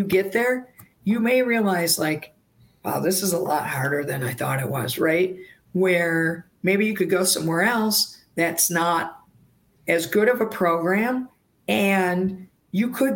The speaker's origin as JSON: {"language": "English", "region": "Wisconsin", "country": "United States", "moved": "yes", "said": "I was from Wisconsin"}